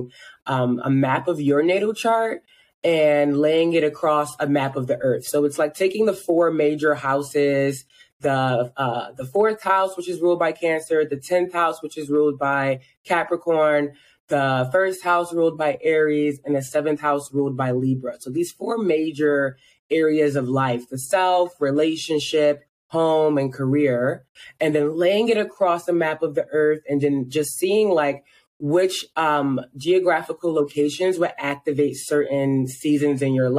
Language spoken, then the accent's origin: English; Philadelphia, Pennsylvania, United States; moved away as an adult; also born or lived in Baltimore, Maryland; now in Tucson, United States; I'm originally from Philadelphia